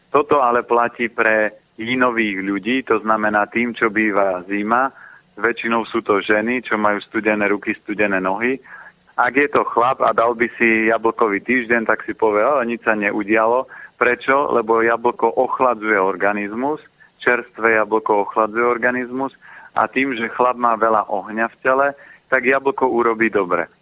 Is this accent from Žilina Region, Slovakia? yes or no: yes; Orava, Žilina Region, Slovakia; Ja som vyrastal na Orave